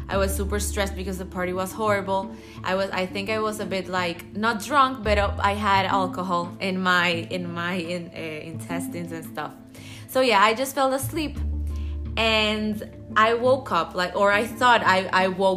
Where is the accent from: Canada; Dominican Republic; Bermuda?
Dominican Republic; I'm from the Dominican Republic, and I'm 21 years old.